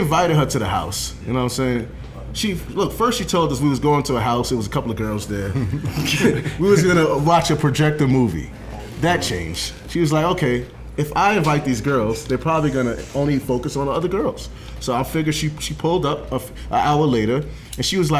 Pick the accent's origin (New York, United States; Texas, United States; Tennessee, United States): New York, United States; New York City; I was born in Brooklyn, 1989